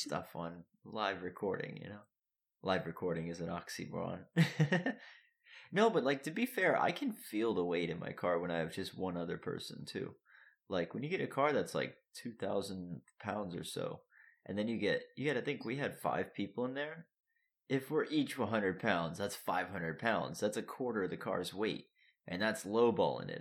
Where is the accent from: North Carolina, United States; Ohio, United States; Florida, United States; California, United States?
Florida, United States; moved away; I'm from Florida.